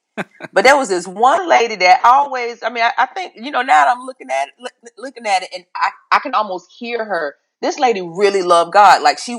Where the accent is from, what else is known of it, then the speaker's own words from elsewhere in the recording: Charlotte, North Carolina, United States; I grew up in Charlotte, North Carolina.